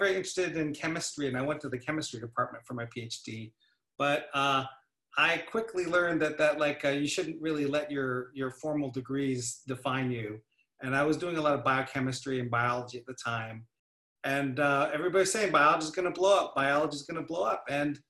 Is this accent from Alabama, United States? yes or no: no; Salem, Oregon, United States; So I grew up actually on the West Coast here in Oregon, in a little town, actually the capital, called Salem.